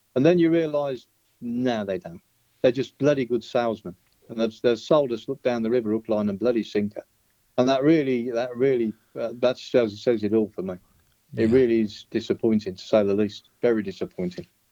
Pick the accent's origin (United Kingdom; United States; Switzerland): United Kingdom; Birmingham, West Midlands; now in Spain; a boy from my hometown